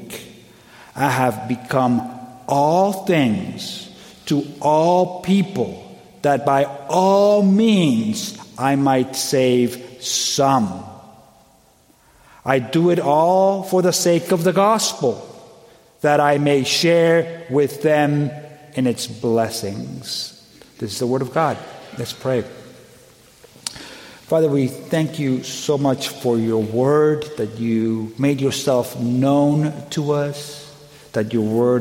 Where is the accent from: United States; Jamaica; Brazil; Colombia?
Colombia; moved away; I'm originally from Colombia